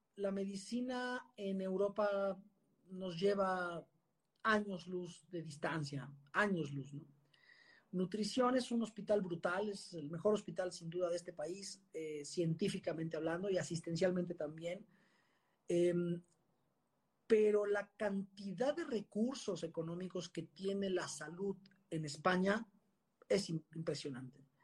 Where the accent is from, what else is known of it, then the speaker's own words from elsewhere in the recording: Mexico; also born or lived in Puebla / Spain; yo soy mexicano, me siento mexicano, me encanta mi país